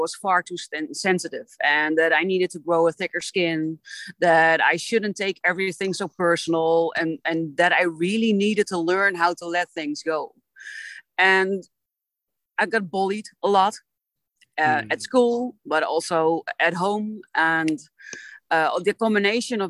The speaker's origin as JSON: {"language": "English", "country": "Netherlands", "said": "I am from the Netherlands."}